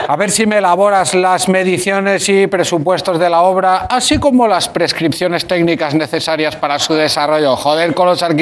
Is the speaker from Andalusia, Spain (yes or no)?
no; Barcelona, Catalonia, Spain; Hola, Berto … de Barcelona.